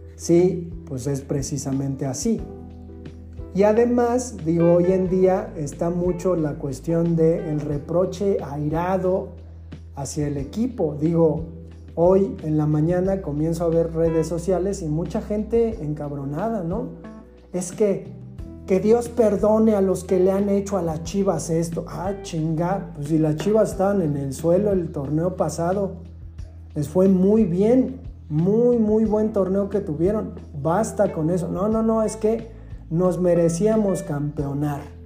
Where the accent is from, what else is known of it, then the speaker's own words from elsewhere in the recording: Mexico; en México nosotros decimos, le voy a el Pumas